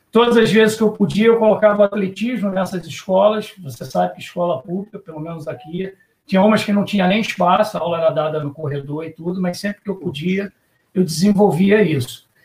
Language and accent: Portuguese; Rio de Janeiro, Brazil; então fui nascido e criado em Ipanema, então a praia sempre foi a praia e a lagoa, mais a praia foi o meu habitat.